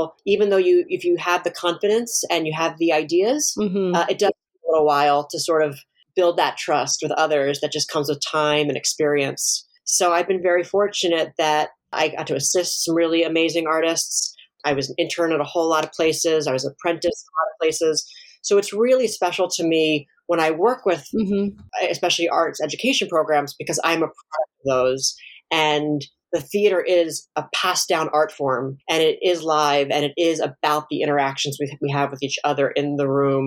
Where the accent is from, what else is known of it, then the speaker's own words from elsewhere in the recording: Baltimore, Maryland, United States; I grew up in Baltimore